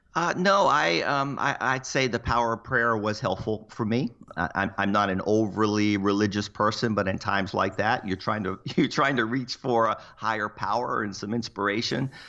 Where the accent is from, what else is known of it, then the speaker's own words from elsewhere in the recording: Cocoa Beach, Florida, United States; moved away; also born or lived in Seattle; I grew up in Cocoa Beach